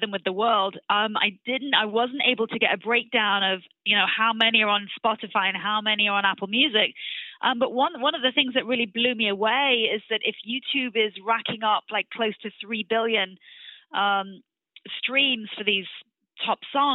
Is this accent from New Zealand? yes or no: no; England, United Kingdom; moved away as an adult; now in United States; I'm actually English